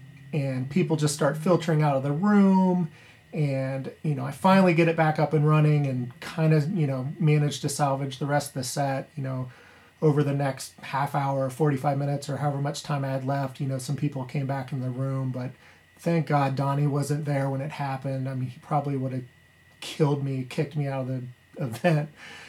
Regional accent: Columbus, Ohio, United States; This is Mr. Shifter. I'm a DJ from Columbus, Ohio, and I'll share with you my worst gig story.

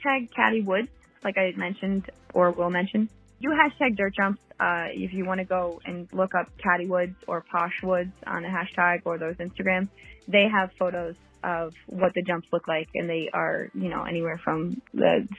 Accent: Oxford, Connecticut, United States; now in Bohemia, United States; I am originally from Oxford, Connecticut, which is super small, but I live in Long Island now, in Bohemia, Long Island, New York

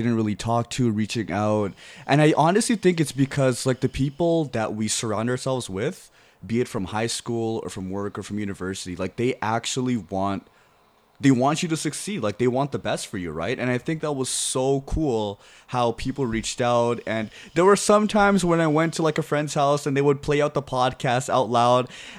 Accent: East Coast, United States; I am from the East Coast, and I stick by it. I don't care.

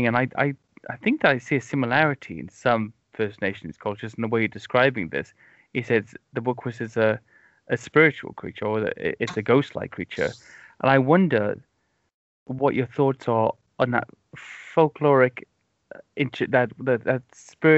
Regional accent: Wales, United Kingdom; first language English; I come from an Irish background, and I grew up in Wales

